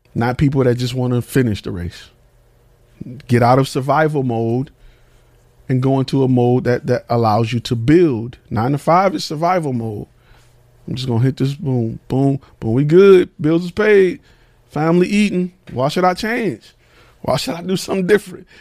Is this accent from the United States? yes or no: yes; Detroit, Michigan, United States; I'm from Detroit. I've been in the military.